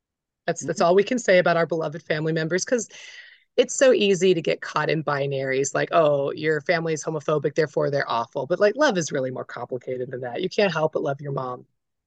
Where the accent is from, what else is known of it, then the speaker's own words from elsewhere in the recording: Florida, United States; born there; also born or lived in South Carolina; I was born in Florida. I had a military dad, very traditional, pill popping, good Southern Christian, gun-toting Americans. Well, we traveled quite a bit in my childhood, and then they ended up settling in the middle of nowhere, South Carolina.